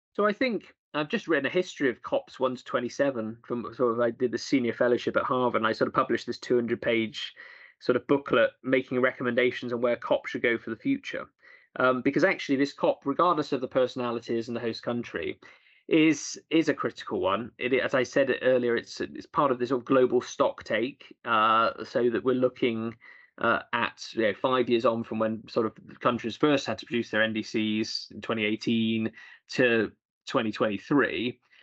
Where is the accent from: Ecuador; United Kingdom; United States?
United Kingdom; Bristol, South West England; in Bristol, my hometown, where I represent my constituencies nearby